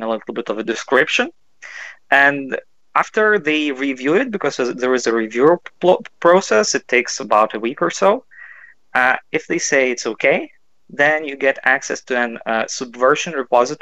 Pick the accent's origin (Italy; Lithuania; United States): Lithuania; Kaunas, Kaunas County; I'm from Kaunas. That's the second biggest city